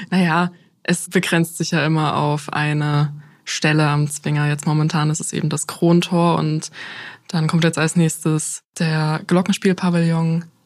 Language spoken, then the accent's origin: German; Dresden, Saxony, Germany; Also ich bin ja in Dresden geboren, aufgewachsen und habe viele Erinnerungen.